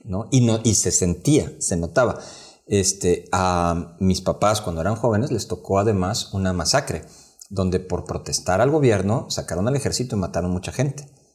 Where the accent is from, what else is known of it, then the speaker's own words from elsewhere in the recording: Mexico; como mexicanos